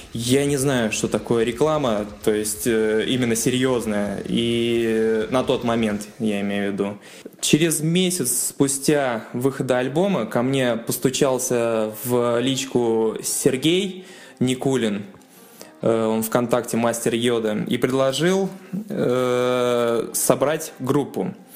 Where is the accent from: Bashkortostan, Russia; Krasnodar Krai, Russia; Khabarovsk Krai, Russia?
Bashkortostan, Russia; Sterlitamak; Я из Телетамака